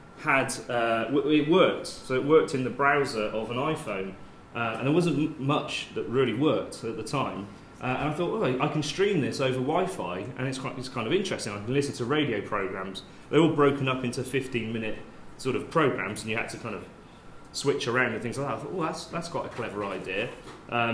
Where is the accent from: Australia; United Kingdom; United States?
United Kingdom; Bath, South West England; also born or lived in Oxford / Bristol; I transferred to the one in Bath, which is my hometown